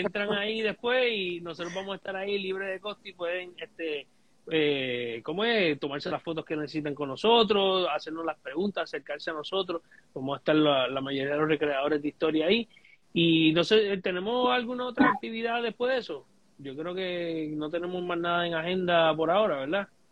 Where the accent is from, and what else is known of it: Puerto Rico